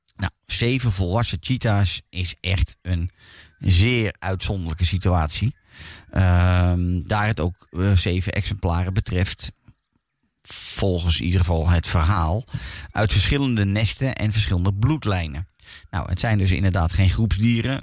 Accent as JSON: {"language": "Dutch", "country": "Netherlands", "said": "als Nederlander"}